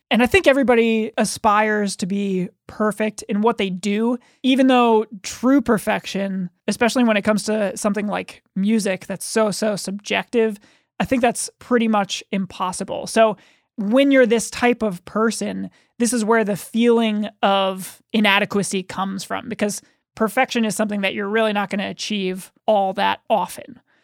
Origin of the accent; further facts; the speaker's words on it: United States; as American children.